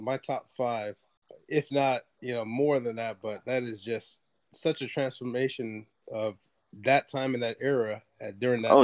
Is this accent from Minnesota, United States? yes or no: no; New York, United States; now in the South, United States; I was born in New York as well